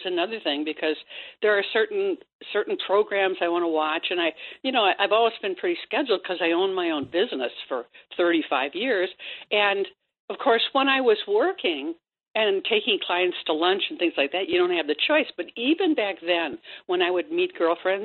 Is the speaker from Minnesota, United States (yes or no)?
no; Wisconsin, United States; I'm from Wisconsin